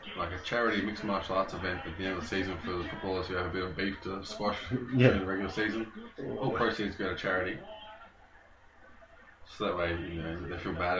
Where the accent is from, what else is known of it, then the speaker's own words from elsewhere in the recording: Ireland; Well, it's not legal in Britannica. That's all right, I'm Irish.